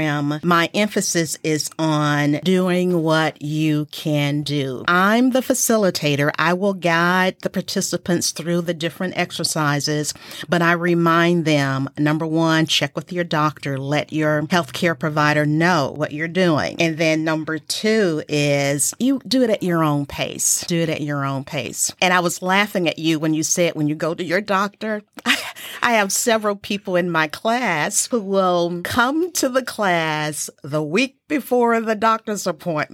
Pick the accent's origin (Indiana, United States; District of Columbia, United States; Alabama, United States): Alabama, United States; Montgomery; moved away as an adult; now in Abilene, United States; I am from Montgomery, Alabama